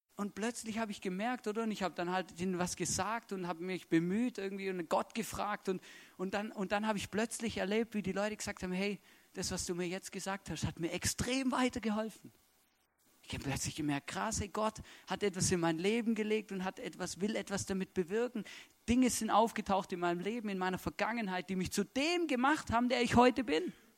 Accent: Stuttgart, Baden-Württemberg, Germany; moved away as an adult; now in Austria; ich bin aufgewachsen in Stuttgart

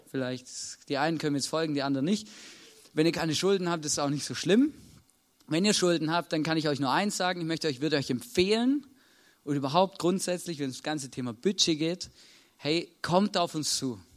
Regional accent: Baden-Württemberg, Germany; Als Schwabe kann ich euch ganz genau erklären, wie das funktioniert.

